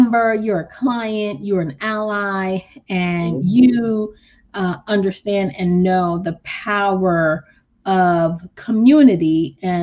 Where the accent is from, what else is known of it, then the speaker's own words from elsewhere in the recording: Haiti; as a Caribbean woman myself, I don't know why I made that accent, but, you know, I'm from Haiti